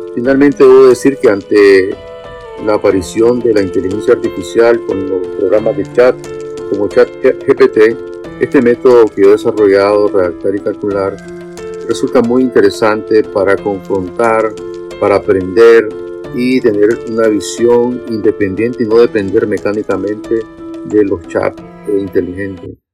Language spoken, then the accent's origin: Spanish; Nicaragua; yo soy de Nicaragua